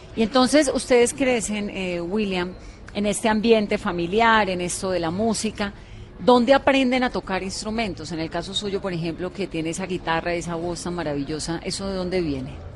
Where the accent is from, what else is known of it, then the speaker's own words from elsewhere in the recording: Cali, Valle del Cauca, Colombia; yo soy caleña, tengo el corazón pegado al Pacífico